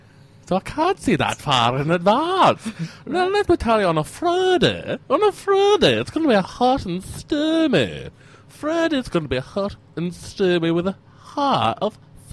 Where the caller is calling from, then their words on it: Slovenia; I'm calling from Slovenia.